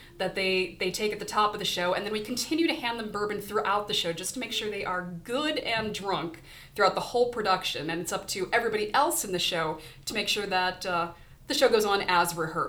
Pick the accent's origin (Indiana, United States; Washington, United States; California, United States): California, United States; Southern; moved away; I grew up in Southern California